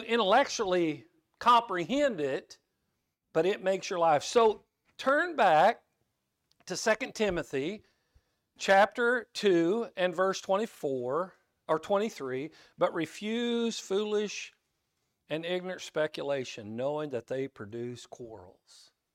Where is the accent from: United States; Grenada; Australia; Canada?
United States; Kansas; some language I learned growing up in Kansas